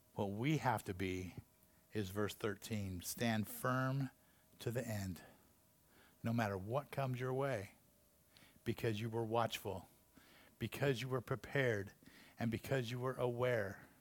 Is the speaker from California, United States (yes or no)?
yes; Taft, California, United States; also born or lived in Santa Paula, California; my little small town that I grew up in Santa Paula when I was a little kid and Taft, you know, after that, another small town.